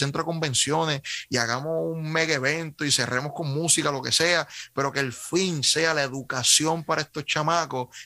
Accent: Carolina, Puerto Rico; Eh, soy de Carolina, ¿y qué pasó?

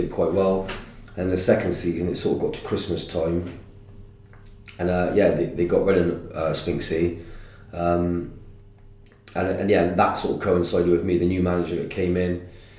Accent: Wales, United Kingdom; born there; I was born in Wales, mother's Welsh, that's how my family's Welsh.

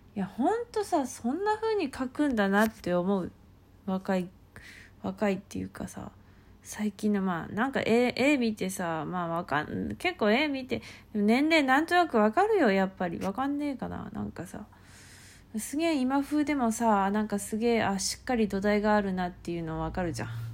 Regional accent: Kansai, Japan; accent: Kansai dialect; 関西弁めっちゃ使うから

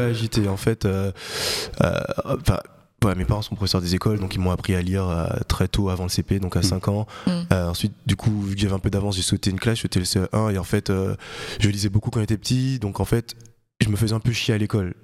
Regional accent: Guadeloupe; moved away; also born or lived in French Guiana; j'ai grandi en Guadeloupe. Je suis né en Guyane, je suis resté les deux premières années de ma vie, mais mes deux parents sont guadeloupéens

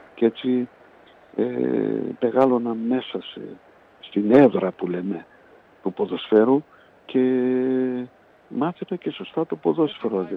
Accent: Budapest, Hungary; moved away as an adult; also born or lived in Poland / Miskolc, Hungary; now in Greece; το 57 μετακομίσαμε στην Βουδαπέστη, στο, στο περιβόητο Ντόχανγκιαρο όπως το λέγαμε, ναι. το καπνεργοστάσιο που μένανε γύρω στα 2.000 Έλληνες. Εγώ ήμουν πιτσιρικάς, 7 χρονών ήμουν

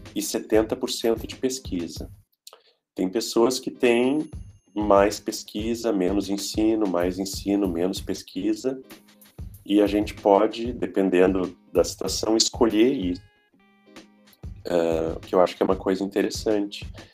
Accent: Brazil; moved away; Eu sou brasileiro.

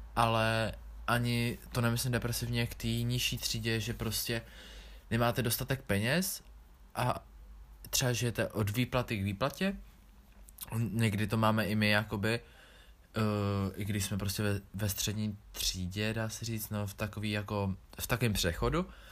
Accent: Czechia; jsem se narodil v České republice a v roce dva tisíce šest

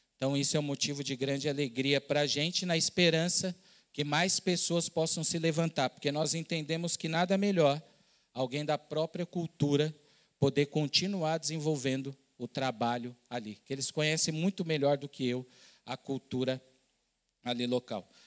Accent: São Paulo, Brazil; moved away as an adult; also born or lived in southern Minas Gerais / Pará; eu sou de São Paulo, estava morando no sul de Minas, num outro estado

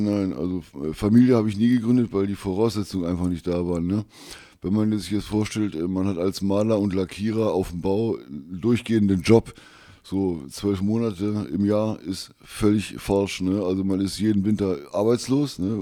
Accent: Wolfsburg, Lower Saxony, Germany; 56 ähm, Jahre alt, jung geblieben aus Wolfsburg

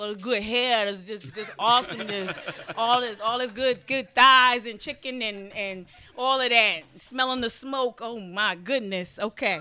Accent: New Jersey, United States; I'm from New Jersey.

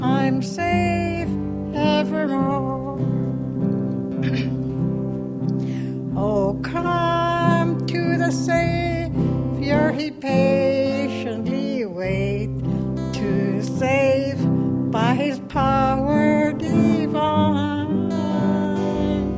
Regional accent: Mekoryuk, Alaska, United States; I'm from Nunavak Island, Macquarie

